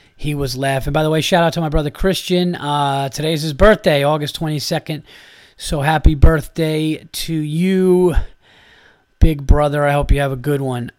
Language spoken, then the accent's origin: English; New York, United States; I am from New York